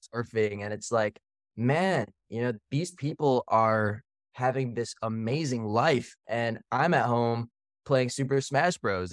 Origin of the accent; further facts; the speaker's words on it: Canada; also born or lived in Philippines; now in Austin, United States; living and spending most of our time growing up in Canada and then moving to the Philippines